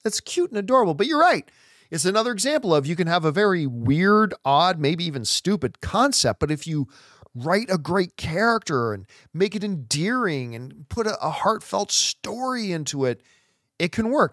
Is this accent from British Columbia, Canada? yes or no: no; Hamilton, Ontario, Canada; also born or lived in Halifax, Nova Scotia; my hometown is the Hammer, Steele City, Hamilton, Ontario, Canada. That's my home. Um, I wasn't born there. I, I was born in Halifax, Nova Scotia